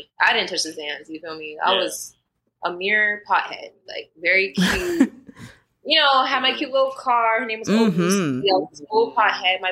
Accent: Florida, United States; also born or lived in Jamaica; I grew up in Florida, but I also grew up in Jamaica

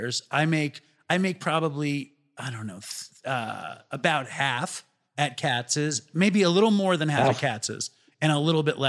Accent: New York City, New York, United States; I'm from Manhattan.

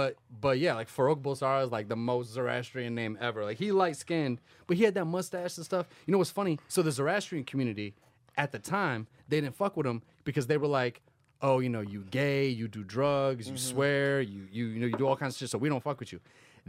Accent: United States; my ancestry is Iranian, but my ethnicity is Indian. I was born in so America.

